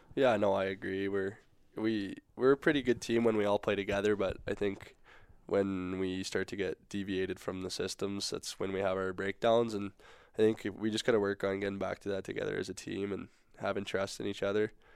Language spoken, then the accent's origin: English; Saskatoon, Saskatchewan, Canada; moved away; growing up in Saskatoon, go to a lot of Blades games